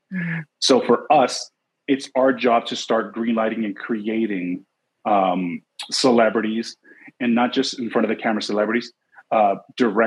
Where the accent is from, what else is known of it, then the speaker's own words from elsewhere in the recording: Los Angeles, California, United States; I'm born and raised